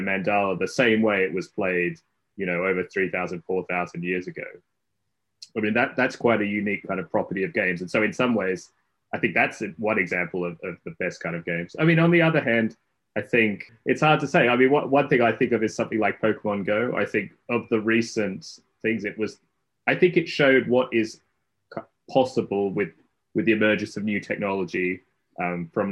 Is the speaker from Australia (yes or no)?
yes; Australia; moved away as an adult; now in Cambridge, United Kingdom; I'm originally Australian and grew up there